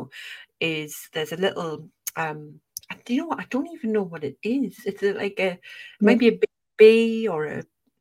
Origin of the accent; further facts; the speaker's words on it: near Newcastle, North East, North East England, United Kingdom; accent: gentle Geordie; moved away as an adult; now in Leeds, United Kingdom; I'm from the Northeast, I'm from near Newcastle.